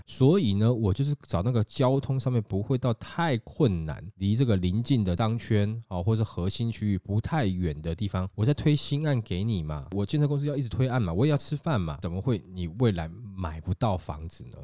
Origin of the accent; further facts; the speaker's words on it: Taiwan; 我们台湾人